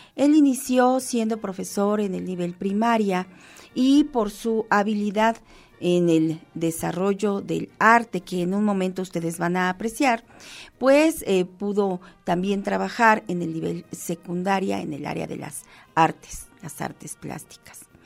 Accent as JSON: {"language": "Spanish", "country": "Mexico", "said": "como mexicanos que somos"}